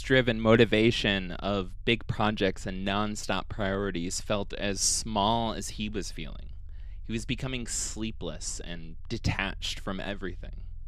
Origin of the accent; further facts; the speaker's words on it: Ohio, United States; moved away; I'm from Ohio